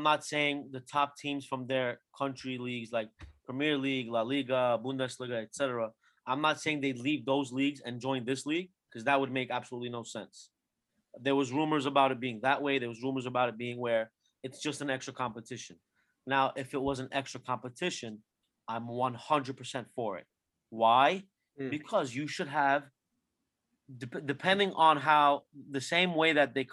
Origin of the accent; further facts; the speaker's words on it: Turkey; I'm from Turkey